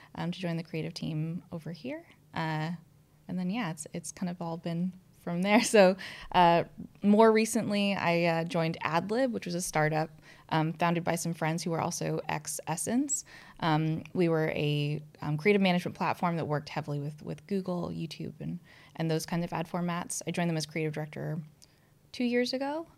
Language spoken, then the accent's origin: English; United States; moved away as an adult; now in London, United Kingdom; I'm an American